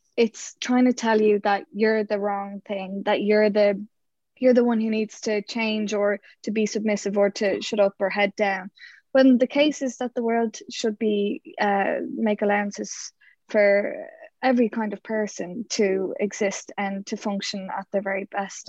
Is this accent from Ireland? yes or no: yes; Ireland; we're Irish